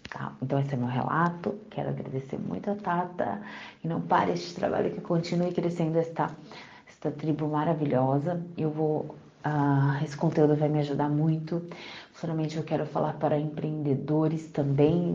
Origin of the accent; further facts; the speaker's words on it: Congonhas, Minas Gerais, Brazil; now in Suzano, Brazil; eu nasci em Congonhas, Minas Gerais e atualmente eu moro aqui em Suzano, São Paulo